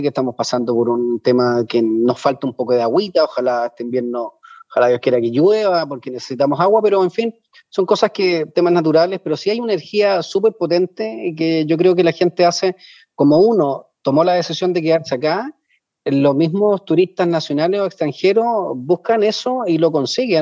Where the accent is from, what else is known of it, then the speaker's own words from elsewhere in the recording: Santiago, Santiago Metropolitan Region, Chile; moved away as an adult; now in Elqui Valley, Chile; nosotros no éramos de acá, yo soy de Santiago